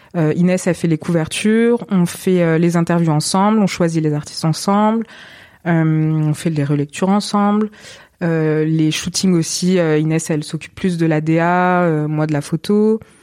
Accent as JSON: {"language": "French", "town": "Montpellier", "region": "Occitania", "country": "France", "tie": "born or raised there", "moved": "as an adult", "lives_now": "Marseille, France", "said": "j'ai jamais quitté Montpellier. Euh, et en fait, il était temps de quitter quand même ma ville natale"}